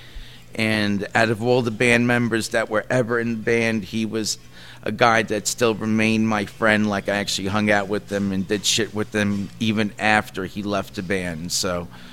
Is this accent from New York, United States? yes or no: yes; New York City, New York, United States; We grew up in Queens